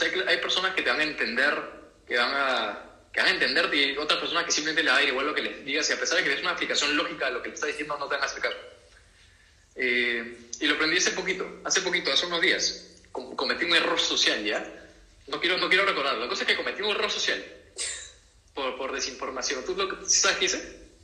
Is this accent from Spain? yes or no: no; Peru